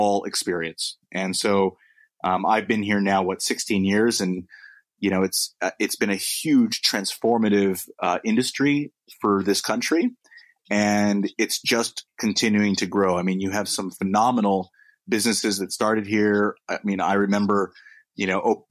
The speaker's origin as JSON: {"language": "English", "country": "United States", "accent": "American", "moved": "as an adult", "lives_now": "London, United Kingdom", "said": "my American accent. But I am a full blown British citizen"}